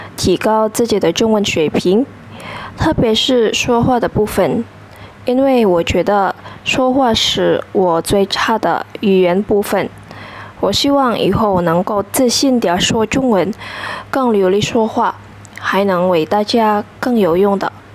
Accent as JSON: {"language": "Chinese", "country": "Indonesia", "second_language": "Chinese", "said": "我是印尼人，今年二十二岁"}